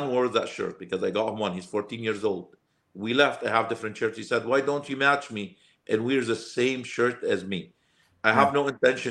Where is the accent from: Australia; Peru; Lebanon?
Lebanon; English is a second language; moved away as an adult; also born or lived in Alberta, Canada; now in Calgary, Canada; I came from Lebanon